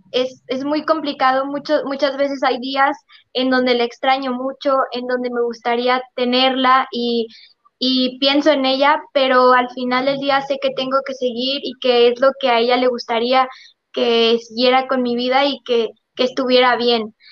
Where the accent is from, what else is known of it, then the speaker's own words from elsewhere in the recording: Monterrey, Nuevo León, Mexico; yo soy originaria de Monterrey